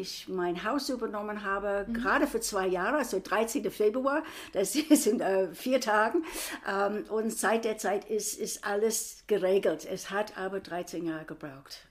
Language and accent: German; United States; now in Frankfurt, Germany; ich bin Amerikanerin